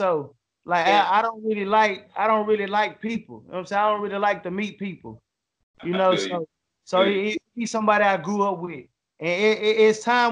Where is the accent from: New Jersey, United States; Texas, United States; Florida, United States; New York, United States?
Texas, United States; Dallas; Born and raised, Dallas, Texas.